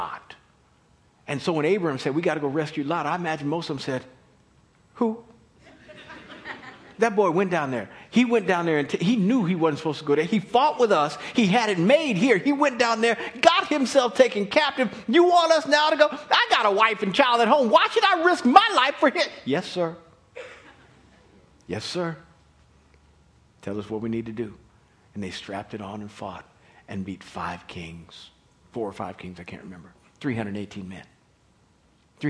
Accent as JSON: {"language": "English", "town": "Kansas City", "country": "United States", "tie": "born or raised there", "said": "We grew up in Kansas City in white suburbia"}